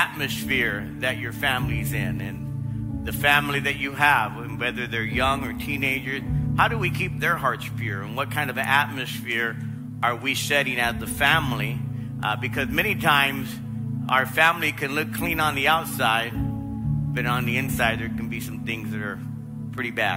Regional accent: Los Angeles, California, United States; I grew up in South Los Angeles, South L.A.

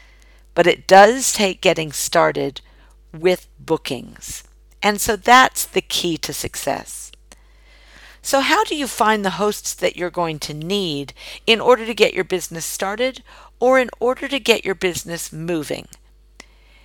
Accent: United States; moved away as an adult; now in Australia; as an American living in Australia and selling candles exclusively in Australia

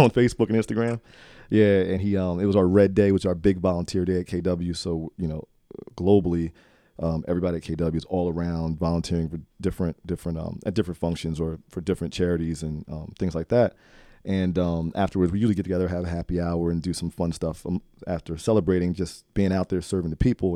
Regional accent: Trenton, New Jersey, United States; I grew up in Trenton

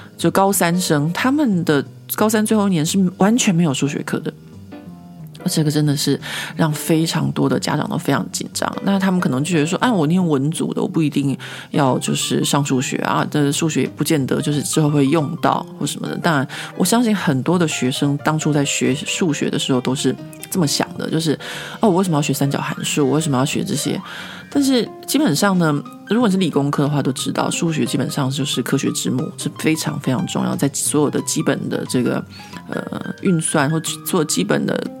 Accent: Taiwan; moved away as an adult; now in Paris, France; 就是身为一个台湾人

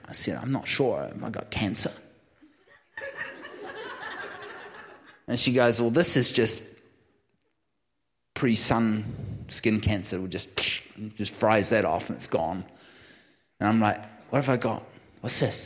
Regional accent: New Zealand; now in California, United States; I'm a New Zealander.

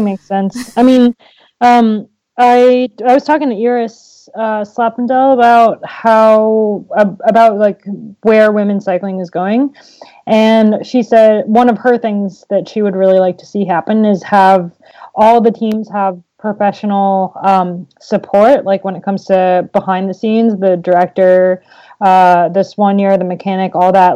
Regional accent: United States; as an American racing the classics

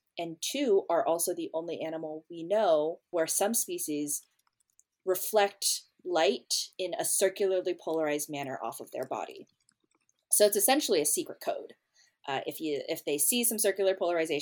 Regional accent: California, United States; moved away as an adult; now in Baltimore, United States; I grew up on the West Coast

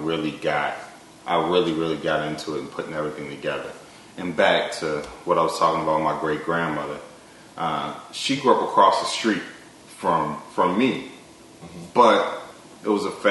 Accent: Baltimore, Maryland, United States; in the 7th grade, where I grew up in Baltimore, the block I grew up

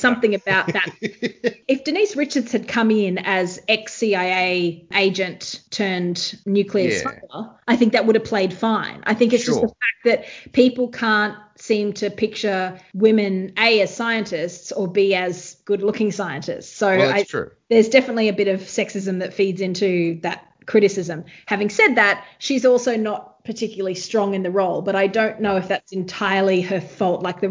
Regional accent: Australia; me as an Australian

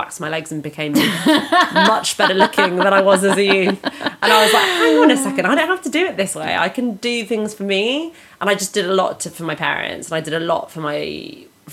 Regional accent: London, United Kingdom; I grew up in London

